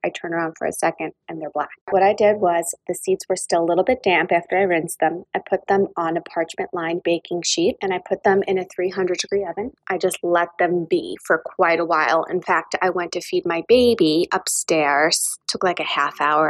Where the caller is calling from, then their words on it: Saddle River, New Jersey, United States; I'm calling from Saddle River, New Jersey